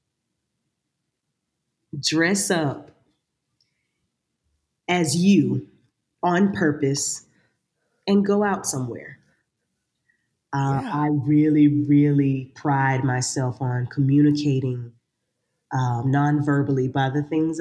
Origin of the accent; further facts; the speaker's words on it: Sylvania, Georgia, United States; moved away; I went back to my hometown, which is Sylvania, Georgia.